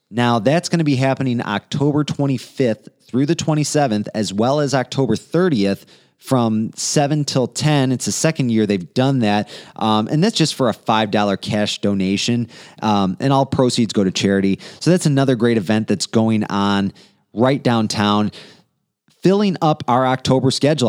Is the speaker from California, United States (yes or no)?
no; Romeo, Michigan, United States; I grew up in Romeo